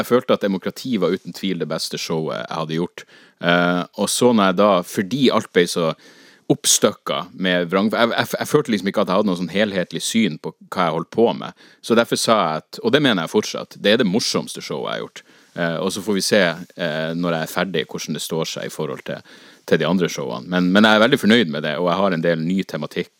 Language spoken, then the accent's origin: Norwegian; Northern Norway, Norway; å være nordlending